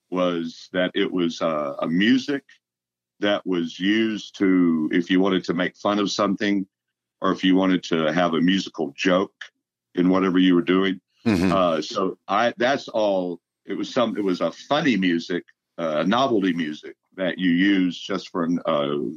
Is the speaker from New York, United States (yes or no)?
no; Texarkana, Texas, United States; moved away as an adult; Uh, until I went to college, so like 18, 19. I went to one year at uh, County Junior College, and then moved to Denton after that.